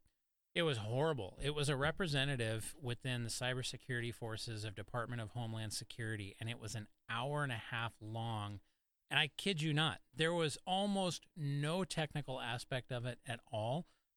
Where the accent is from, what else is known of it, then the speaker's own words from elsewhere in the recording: California, United States; born there; I was born in California.